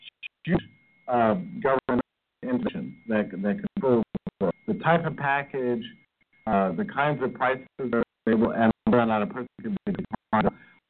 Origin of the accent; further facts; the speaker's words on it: United States; as an American